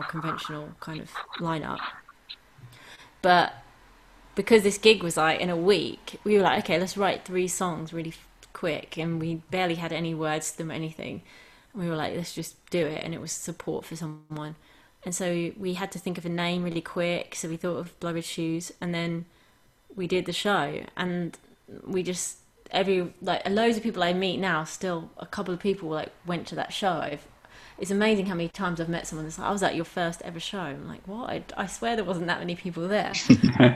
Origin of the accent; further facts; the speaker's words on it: London, United Kingdom; I grew up in London